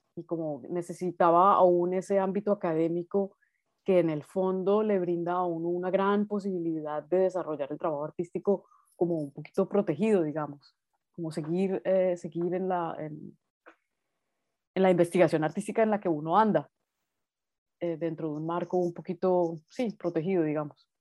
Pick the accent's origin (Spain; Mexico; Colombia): Colombia; Bogotá; moved away as an adult; also born or lived in Nuremberg, Germany; now in Berlin, Germany; yo soy una artista colombiana, estudié en Colombia, nací en Bogotá y estudié allá Bellas Artes